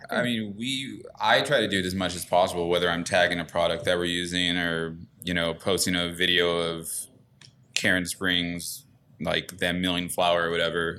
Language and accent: English; Ontario, California, United States; I grew up in Ontario